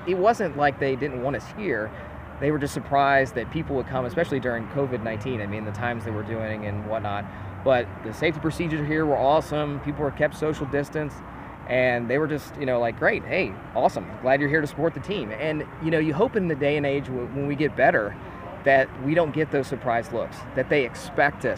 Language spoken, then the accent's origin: English; Memphis, Tennessee, United States; we're from Memphis